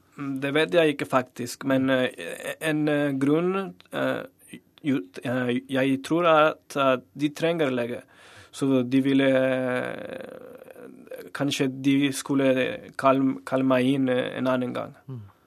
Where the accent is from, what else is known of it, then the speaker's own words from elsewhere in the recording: Torreón, Coahuila, Mexico; Norwegian is a second language; moved away as an adult; now in Norway; min hjemby i, i Torreon